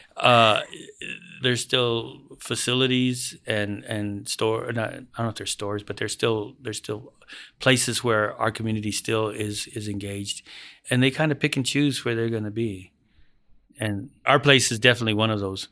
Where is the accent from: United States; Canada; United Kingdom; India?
United States; When I was a kid, I grew up in the Aurora neighborhood.